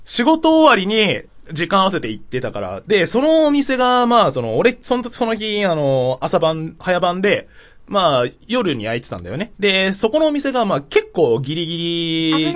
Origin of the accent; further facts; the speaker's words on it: Tokyo, Japan; 地元は東京の練馬区ってとこ